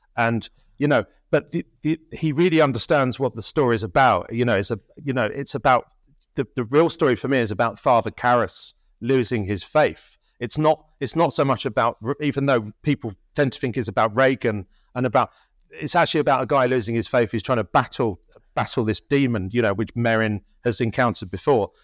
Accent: Tunbridge Wells, Kent, South East England, United Kingdom; also born or lived in London; I was born in London and we moved there when my, when I was five years old, so it, it, it was in Kent

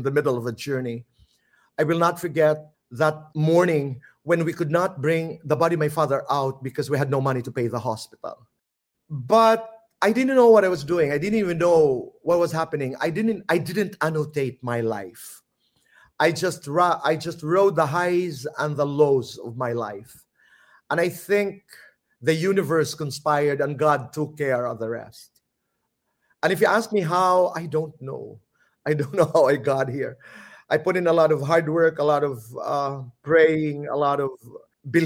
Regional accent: Samar, Eastern Visayas, Philippines; accent: Waray; first language Waray; English is a second language; moved away; also born or lived in Manila; Waray because I come from Samar and we speak Waray

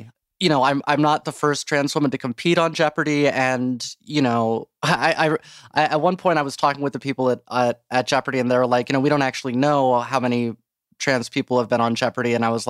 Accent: Dayton, Ohio, United States; Dayton, Ohio.

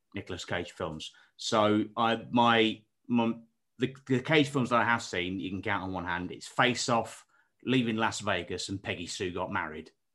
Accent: Derbyshire, East Midlands, United Kingdom; where I'm from, so, like, deepest, darkest, um, outskirts of Derbyshire

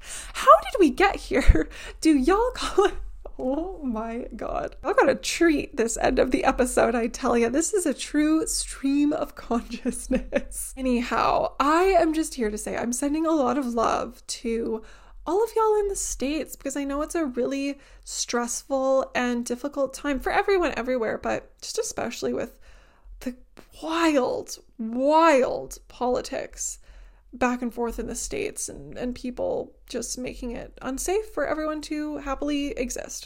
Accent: Canada; as a Canadian

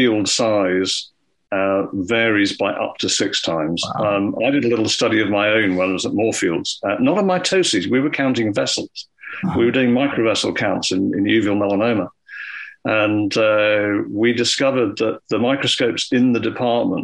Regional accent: Scotland, United Kingdom; when I was growing up in Scotland

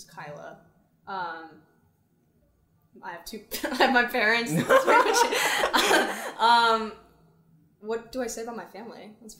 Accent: Frisco, Texas, United States; also born or lived in Fountain Valley, California; I grew up in Frisco, which is north of Dallas, and I consider it very... I wouldn't say liberal, but it's definitely not, like, what you think of when you think of Texas, like, small town, like, farmers.

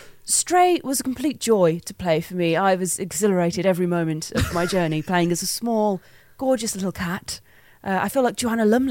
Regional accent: Black Country, West Midlands, United Kingdom; accent: Black Country (Yam Yam); I have a Black Country accent. It's a Yam accent.

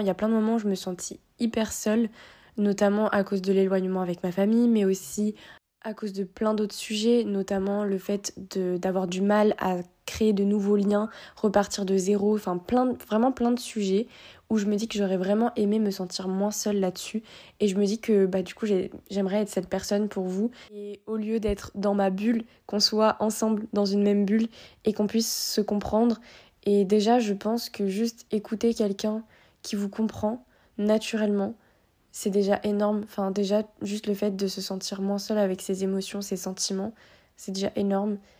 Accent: Réunion; moved away as an adult; also born or lived in Guadeloupe; now in Lyon, France; je suis née à La Réunion euh, et quelques mois plus tard, mes parents ont décidé de partir déménager en Guadeloupe. Donc après, j'ai vécu pendant 4 ans en Guadeloupe et juste après, on est retourné à la Réunion

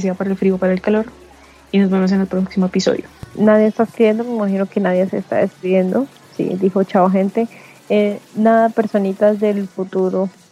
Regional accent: Colombia; yo como ciudadana colombiana

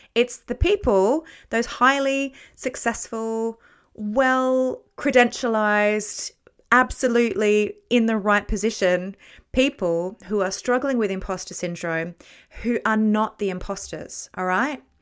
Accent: Australia; moved away as an adult; also born or lived in Bradford, West Yorkshire / London; I'm Australian, so my working experience was Australia and then Bradford in the, in West Yorkshire

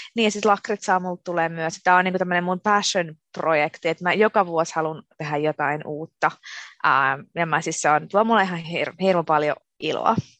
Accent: Finland; moved away as an adult; now in Amsterdam, Netherlands; mä olen syntynyt ja asunut Suomessa koko elämäni

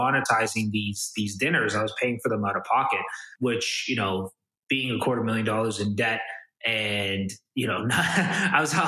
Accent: Toronto, Ontario, Canada; I'm kind of born and raised in Toronto, Canada

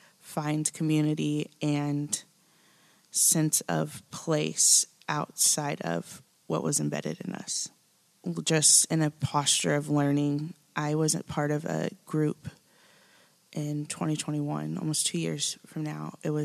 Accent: Midwest, United States; now in Nashville, United States; been transplanted here from the Midwest, so I'm still learning about the South and Southern culture. I'm married a Southerner, and it's fascinating to be here. I've lived in Nashville here for about 3 years now.

